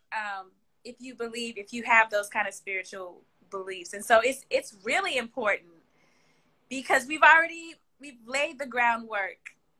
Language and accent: English; Kansas City, Missouri, United States; moved away; also born or lived in Philadelphia, Pennsylvania; I was born and raised in the Midwest in Kansas City, Missouri. And then I but my formative years, I was in Philadelphia